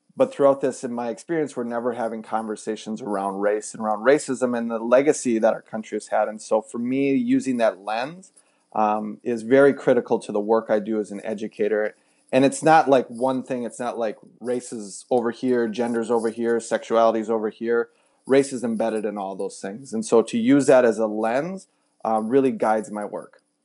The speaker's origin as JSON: {"language": "English", "region": "Wisconsin", "country": "United States", "tie": "born or raised there", "also_born_or_lived": "Minneapolis / Texas", "moved": "as an adult", "said": "we grew up in Wisconsin"}